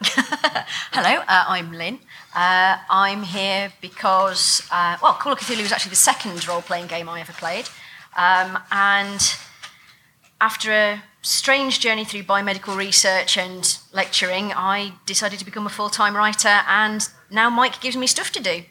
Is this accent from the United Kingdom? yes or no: yes; England, United Kingdom; being English and not having a gun culture